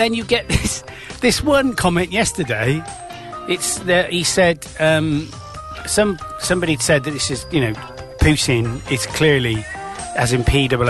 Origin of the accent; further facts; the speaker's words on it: England, United Kingdom; And I'm not Russian troll, I'm very English.